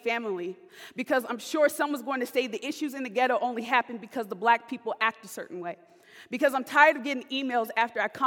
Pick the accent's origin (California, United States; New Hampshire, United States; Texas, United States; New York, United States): California, United States; moved away as an adult; now in Sioux Center, United States; I'm from California.